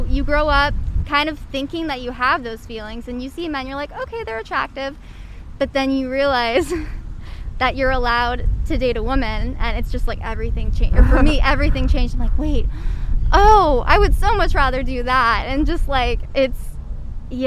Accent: Midwest, United States; moved away; also born or lived in Indiana; I'm from the Midwest

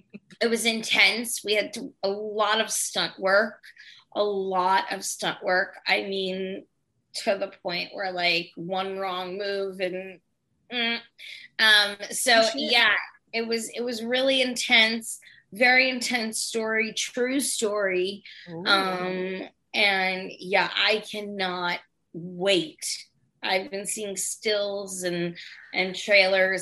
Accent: Great Neck, New York, United States; I'm originally from a town called Great Neck.

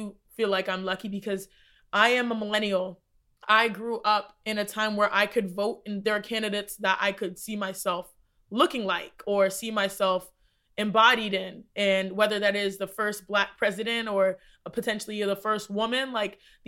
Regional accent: Texas, United States; growing up in Texas, we had Texas history

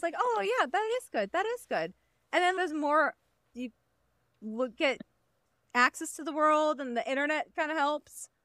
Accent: Midwest, United States; I grew up in the Midwest

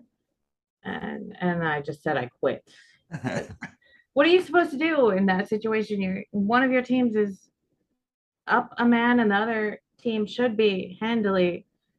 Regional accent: Cascadia, Pacific Northwest, United States; moved away as an adult; also born or lived in California / Montenegro; now in Belgrade, Serbia; I'm from Cascadia, I call it. my mom grew up in Seattle. My dad grew up in the Willamette Valley, so Oregon, Washington

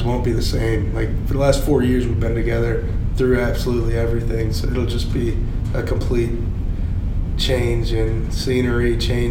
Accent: Atlanta, Georgia, United States; I grew up in Atlanta

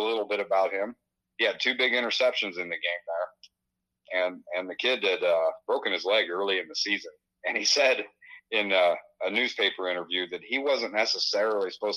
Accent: Western Illinois, United States; also born or lived in Burlington, Iowa; having lived near Burlington my entire life, one way or another, whether I was on this side of the Mississippi or growing up in Western Illinois

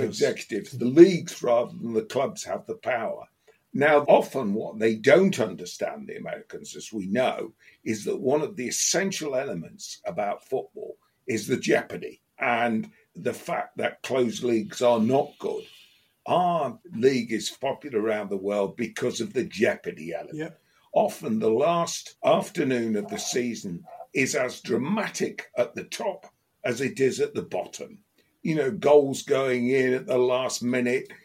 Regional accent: Leicester, East Midlands, United Kingdom; moved away as an adult; I've not lived in Leicester for 40 odd years now

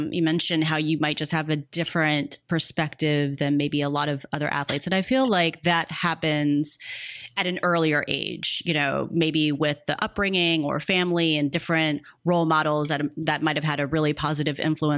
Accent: Missouri, United States; I'm a Midwest girl, by the way, born and raised in Missouri

